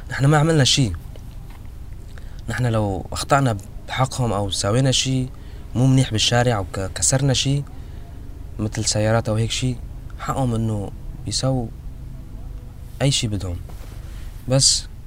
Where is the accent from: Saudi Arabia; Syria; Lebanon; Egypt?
Syria; قلنا له نحن سوريين we are Syrian refugees